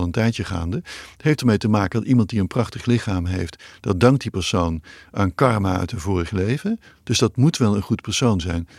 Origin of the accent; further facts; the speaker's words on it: Netherlands; ik ben in Nederland nog opgegroeid